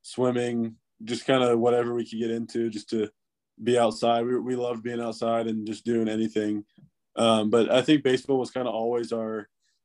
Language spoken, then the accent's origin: English; Knoxville, Tennessee, United States; also born or lived in upstate New York / Maryland; grew up mostly in Knoxville